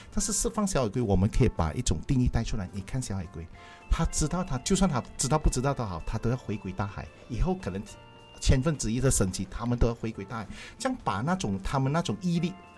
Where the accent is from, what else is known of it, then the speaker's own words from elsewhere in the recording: Malaysia; also born or lived in Klang; 我们华人，尤其是我们马来西亚华人